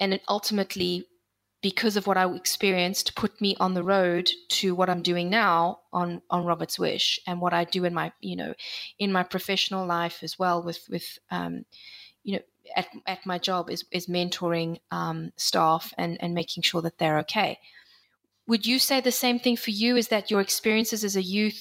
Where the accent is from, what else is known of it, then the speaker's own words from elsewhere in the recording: South Africa; I grew up in South Africa. I moved from one part of South Africa to another